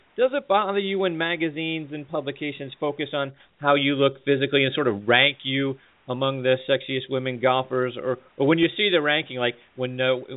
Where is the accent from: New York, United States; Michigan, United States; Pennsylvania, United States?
Pennsylvania, United States; Pittsburgh; I'm from Pittsburgh